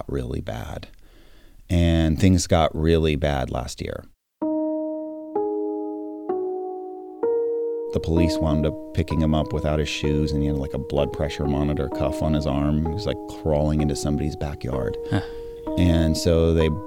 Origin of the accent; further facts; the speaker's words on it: San Francisco, California, United States; moved away as an adult; now in Los Angeles, United States; I run a production company called Neon Hum in Los Angeles, but I was born and raised in San Francisco.